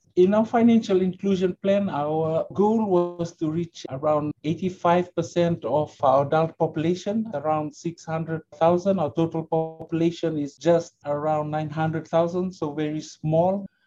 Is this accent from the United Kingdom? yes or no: no; Suva, Central Division, Fiji; also born or lived in Brisbane, Australia; I'm a uh, Fijian. I grew up right here in Suva, the capital of uh, Fiji